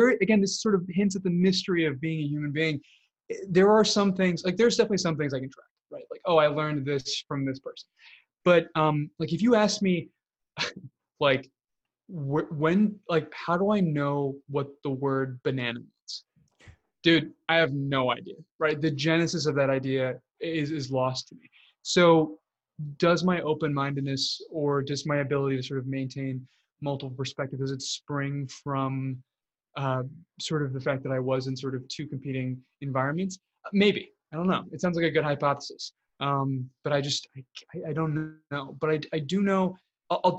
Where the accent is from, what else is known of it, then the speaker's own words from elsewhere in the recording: Illinois, United States; I grew up in Illinois. That's where I grew up